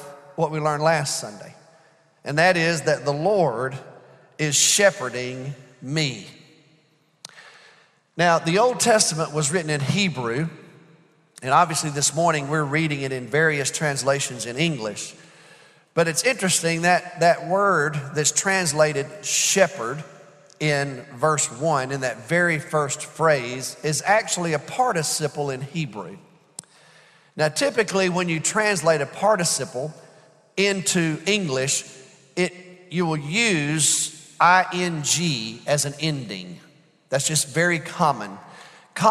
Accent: United States; as American Christians

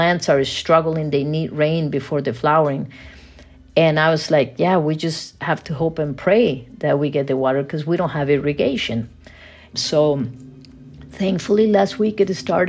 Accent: Costa Rica; I was born and raised in Costa Rica

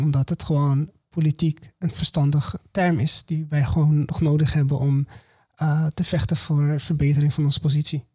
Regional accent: Morocco; now in Netherlands; ik kom uit Marokko, niet uit Syrië

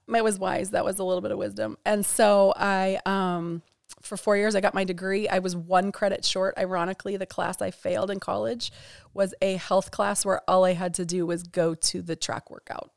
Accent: Bozeman, Montana, United States; I grew up in Bozeman, Montana, about ninety minutes north of West Yellowstone

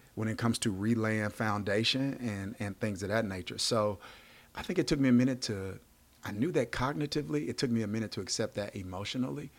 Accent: Mississippi, United States; I grew up in Mississippi

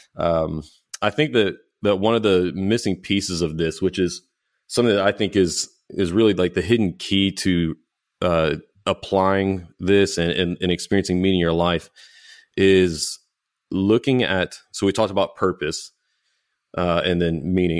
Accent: United States; American Christians

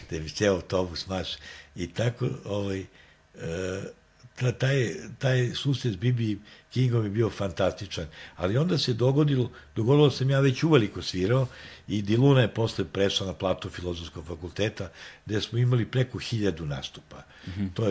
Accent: Belgrade, Serbia; mi smo iz Beograda

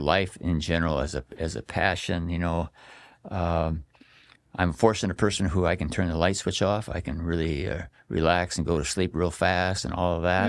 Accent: Astoria, Oregon, United States; also born or lived in Coquille, Oregon / Roseburg, Oregon / Salem, Oregon; my parents moved to Astoria, And, uh, my grandparents lived at Seaside and, uh, lived there until about thirteen years old

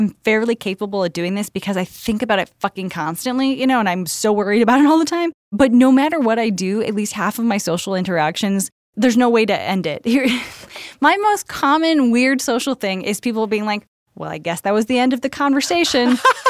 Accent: Tennessee, United States; no, I talk about the fact that I'm from Tennessee constantly.

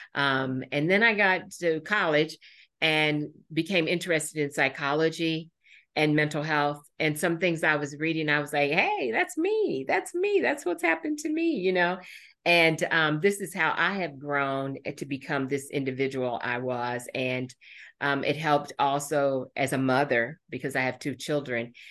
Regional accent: Indianapolis, Indiana, United States; born or raised there; also born or lived in Marion, Indiana

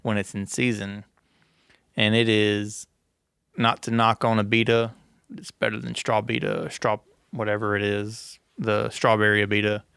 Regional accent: Gilbert, Louisiana, United States; born or raised there

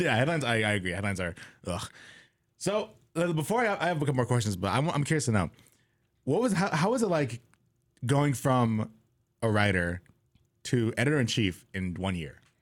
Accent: California, United States; now in Corvallis, United States; I'm from California

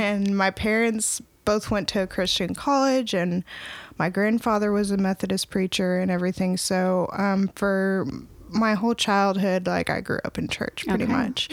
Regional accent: Opelika, Alabama, United States; now in Northwest Arkansas, United States; I'm originally from Opelika, Alabama.

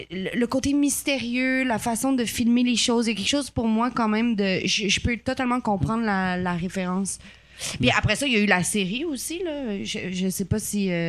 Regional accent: Ottawa, Ontario, Canada; born there; je suis née à Ottawa, tu sais, je parle anglais quand même

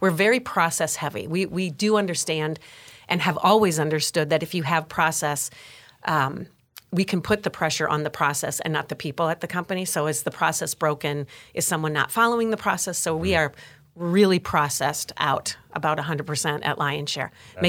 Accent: Wisconsin, United States; We call Wisconsin whiskey.

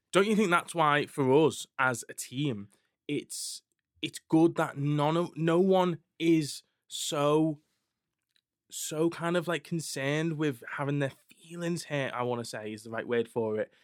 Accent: Skelmersdale, North West England, United Kingdom; I'm from scam

